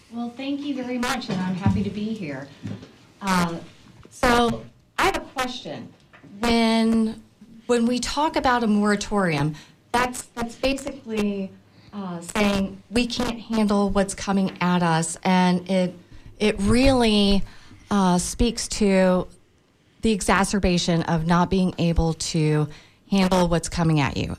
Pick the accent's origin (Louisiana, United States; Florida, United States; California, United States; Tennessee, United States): Florida, United States; Tampa; I was born and raised in Tampa.